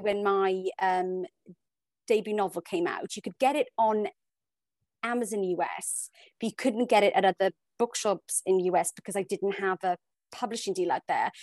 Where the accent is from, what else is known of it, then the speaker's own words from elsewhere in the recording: South Wales, United Kingdom; also born or lived in Hong Kong; now in London, United Kingdom; I'm from South Wales, we moved to Hong Kong, I live in London